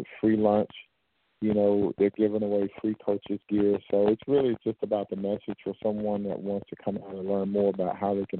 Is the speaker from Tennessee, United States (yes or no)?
no; Belle Glade, Florida, United States; moved away as an adult; also born or lived in New York / Houston, Texas; I'm a Florida guy, born and raised in Belgrade, Florida